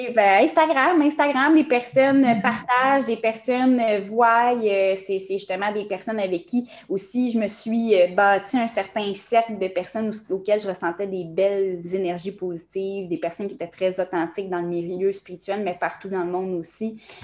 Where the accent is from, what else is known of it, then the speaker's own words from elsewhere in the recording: Montreal, Quebec, Canada; J'ai été élevée aussi à Montréal